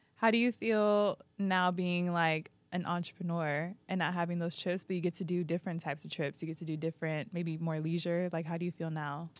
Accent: San Diego, California, United States; now in New York, United States; my hometown

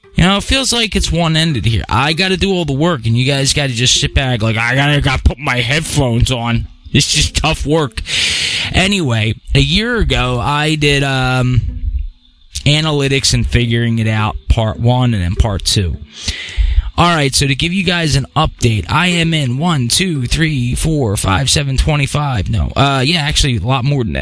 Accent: Pennsylvania, United States; born or raised there

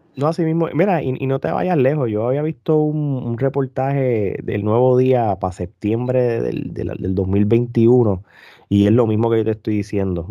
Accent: Puerto Rico; moved away; yo me fui hace muchos años de Puerto Rico

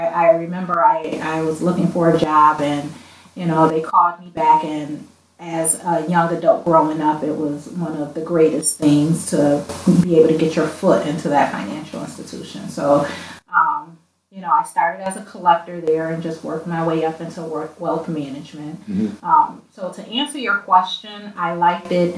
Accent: Buffalo, New York, United States; I grew up here in Buffalo, New York

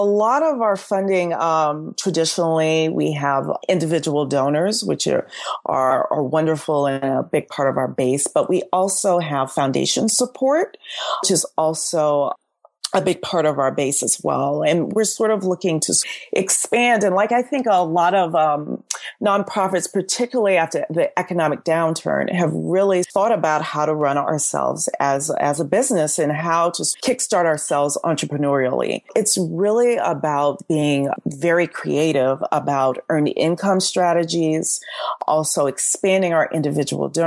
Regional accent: Southwest Louisiana, United States; moved away; I'm from Southwest Louisiana, and both my parents were born late 40s in northern Louisiana.

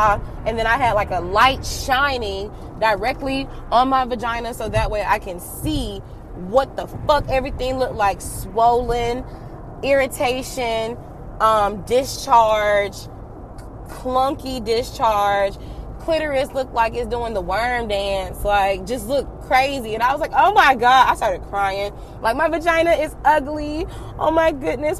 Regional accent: Atlanta, Georgia, United States; I'm from Atlanta

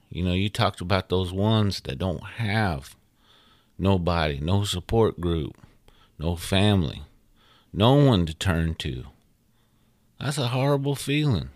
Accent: United States; we as Indian folks

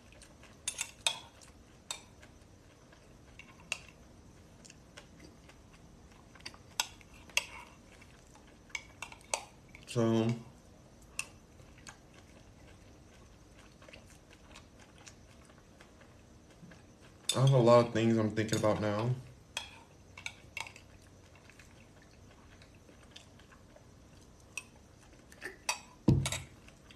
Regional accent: Los Angeles, California, United States; where did I grow up? Here in Los Angeles

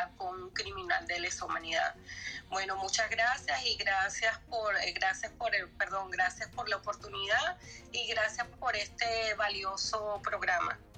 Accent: Venezuela; now in Norway; saludos desde Noruega, soy venezolana

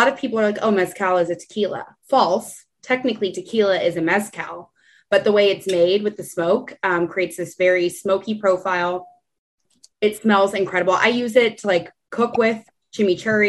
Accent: San Antonio, Texas, United States; I grew up in San Antonio

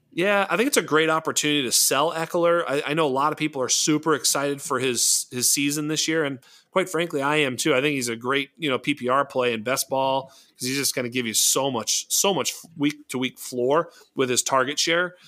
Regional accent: Boston, Massachusetts, United States; I'm from Boston

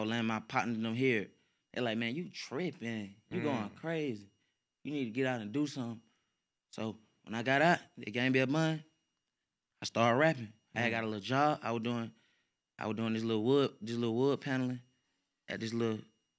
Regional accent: Stone Mountain, Georgia, United States; I ain't from Atlanta. I'm from Stone Mountain.

